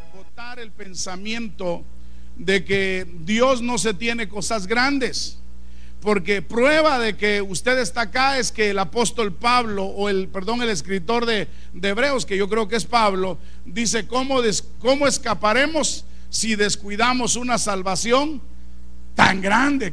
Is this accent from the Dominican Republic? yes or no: no; Guatemala; moved away as an adult; now in Chicago, United States; yo soy de Guatemala